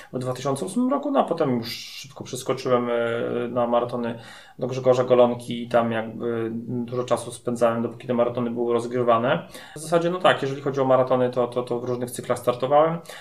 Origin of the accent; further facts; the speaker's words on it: Masovian Voivodeship, Poland; u nas na Mazowszu